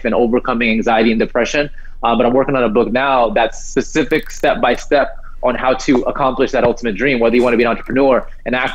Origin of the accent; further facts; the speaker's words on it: New Jersey, United States; now in San Diego, United States; I live here in San Diego, so like I grew up in New Jersey